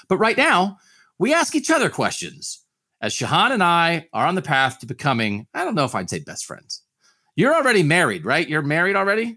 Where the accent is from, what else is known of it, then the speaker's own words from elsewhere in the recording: Pennsylvania, United States; I grew up in Pennsylvania.